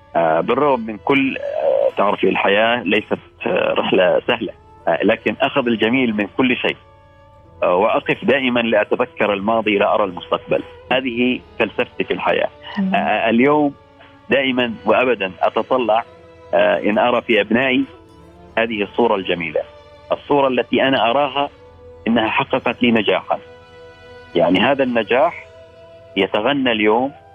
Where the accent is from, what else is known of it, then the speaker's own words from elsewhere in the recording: Al Khaburah, Al Batinah North, Oman; من الخابوره